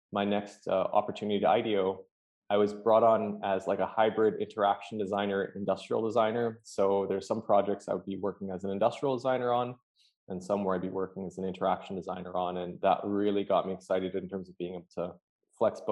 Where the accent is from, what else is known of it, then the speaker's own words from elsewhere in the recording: Vancouver, British Columbia, Canada; moved away as an adult; also born or lived in Dublin / London; now in United States; grew up in Canada, Vancouver specifically